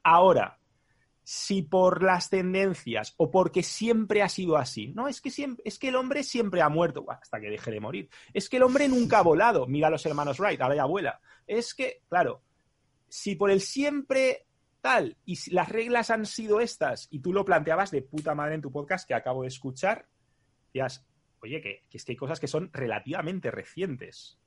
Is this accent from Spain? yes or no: yes; Spain; siendo español